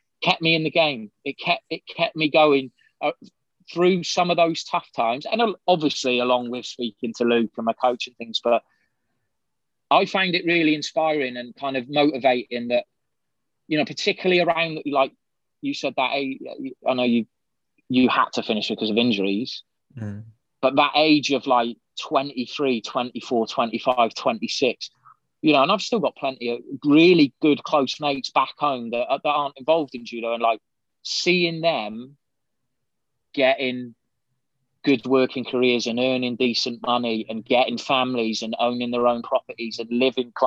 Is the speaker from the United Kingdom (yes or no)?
yes; United Kingdom; also born or lived in Shropshire; I lived right near the Welsh border in Shropshire. You know, I never saw it. All I saw was a road sign whenever I went into Wales. But at the same time, I'm very proud of being British